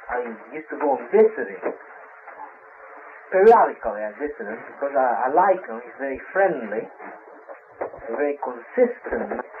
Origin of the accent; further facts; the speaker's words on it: Brazil; moved away; I'm from Brazil. I was born in Brazil.